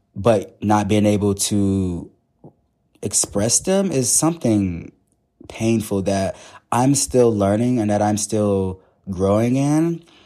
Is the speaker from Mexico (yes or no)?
no; the South, United States; I grew up in the South